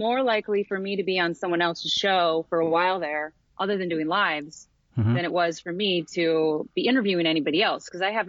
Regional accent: Midwest, United States; now in Portland, United States; I'm from the Midwest

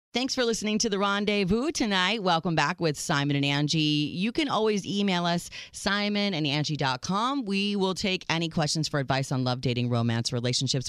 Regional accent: United States

